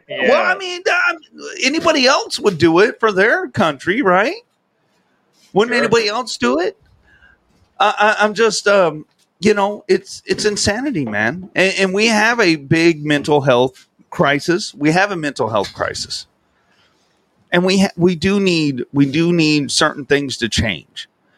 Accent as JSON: {"language": "English", "town": "Del Rio", "region": "Texas", "country": "United States", "tie": "born or raised there", "said": "I grew up on Del Rio, Texas. Look it up on the map. Fucking Mexico's right goddamn there."}